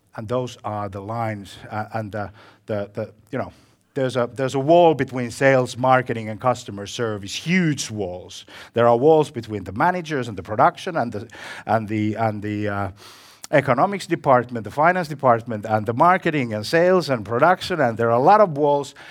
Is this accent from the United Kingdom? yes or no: no; Finland; I come from Finland